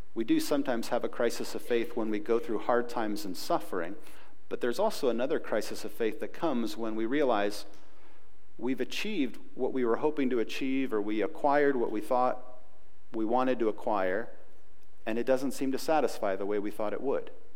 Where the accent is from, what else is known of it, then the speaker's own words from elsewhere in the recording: United States; We're nice Americans